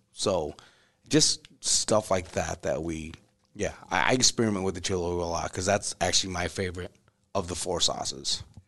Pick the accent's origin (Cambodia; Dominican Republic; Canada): Cambodia; Siem Reap; moved away; I was born in Sri Ambria